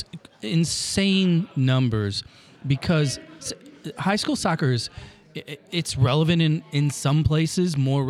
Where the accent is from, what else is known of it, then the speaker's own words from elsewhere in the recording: Granite City, Illinois, United States; now in St. Louis, United States; I'm a public school kid. I grew up in Granite City